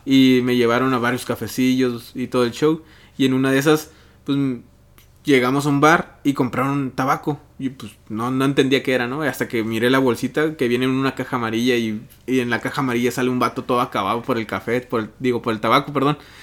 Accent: Mexico; como mexicano

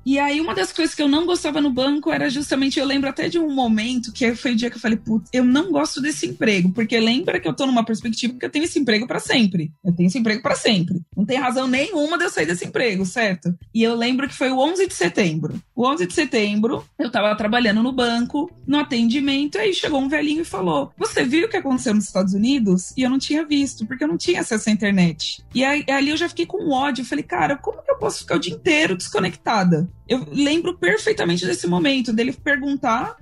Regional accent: Brazil; moved away as an adult; also born or lived in Paris / Buenos Aires; eu sou brasileira

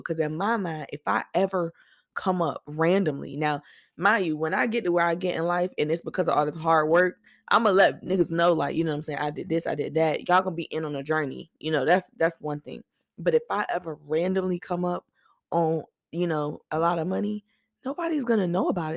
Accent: Norfolk, Virginia, United States; I'm from Norfolk

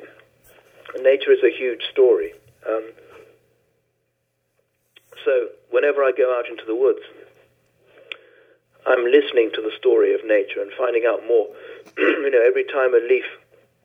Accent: Venezuela; I was born in Venezuela, in South America

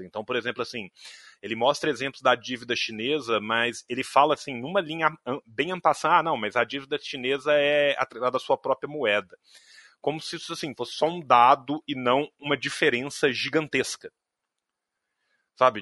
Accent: Brazil; A gente é brasileiro

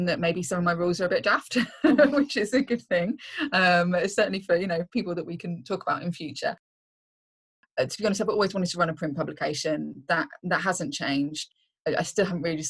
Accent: Reading, South East England, United Kingdom; moved away as an adult; now in North East England, United Kingdom; I'm originally from Reading, just like 25 miles or so outside London

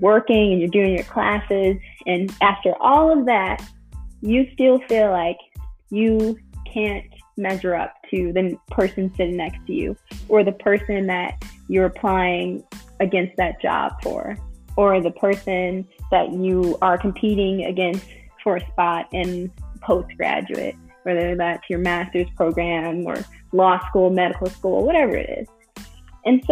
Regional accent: Chicago, Illinois, United States; I'm from Chicago originally

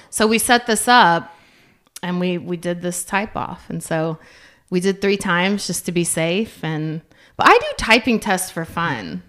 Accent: Yukon, Oklahoma, United States; I'm coming from Yukon, which, growing up, very little diversity

